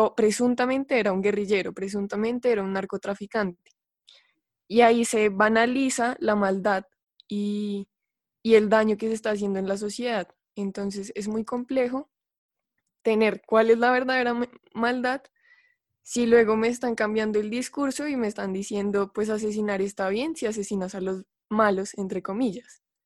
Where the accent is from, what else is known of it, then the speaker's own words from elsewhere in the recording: Colombia; Colombia, que es de donde vengo